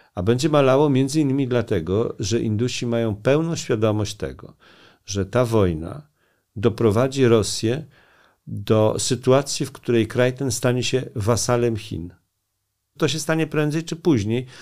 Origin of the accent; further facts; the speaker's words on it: Poland; also born or lived in India; my jesteśmy z Polski